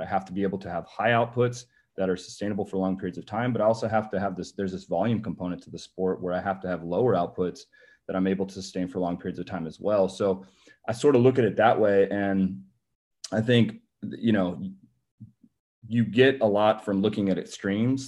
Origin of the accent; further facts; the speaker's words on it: California, United States; moved away as an adult; also born or lived in Massachusetts / Memphis, Tennessee; I'm originally from California, so, um, you know, born and raised